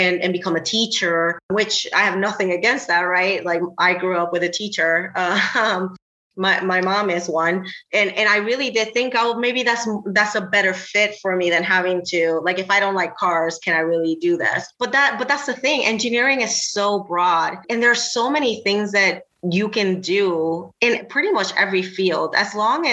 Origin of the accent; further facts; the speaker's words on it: Puerto Rico; English is a second language; moved away as an adult; also born or lived in the South / the Southwest; now in Cleveland, United States; I was born and raised in Puerto Rico